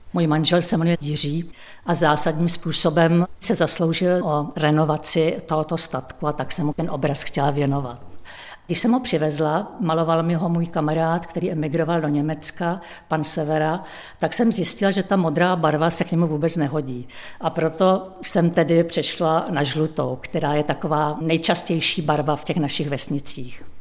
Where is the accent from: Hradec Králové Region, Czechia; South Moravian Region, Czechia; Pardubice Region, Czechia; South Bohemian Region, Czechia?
South Bohemian Region, Czechia; Chvalovice; also born or lived in České Budějovice; now in Dobčice, Czech Republic; A své dětství jsem prožila ve Chvalovicích, to je asi kilometr vzdálená vesnice od Obšic